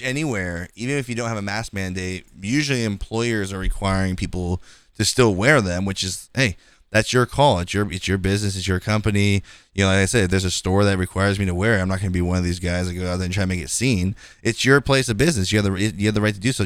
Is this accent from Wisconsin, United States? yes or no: no; California, United States; I'm from California